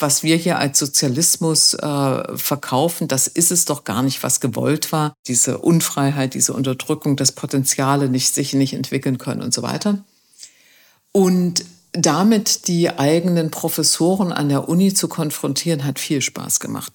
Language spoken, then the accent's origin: German; East Germany, Germany; Ich bin in der DDR groß geworden.